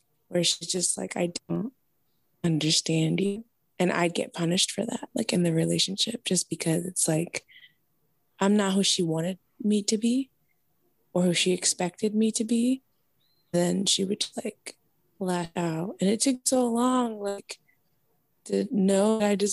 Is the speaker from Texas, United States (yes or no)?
no; Arizona, United States; I was raised in Arizona